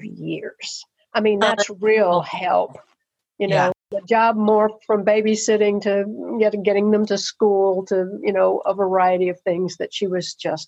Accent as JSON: {"language": "English", "town": "Murfreesboro", "region": "Tennessee", "country": "United States", "tie": "born or raised there", "moved": "as an adult", "said": "I had grown up in Murfreesboro, tiny Tennessee town that it was"}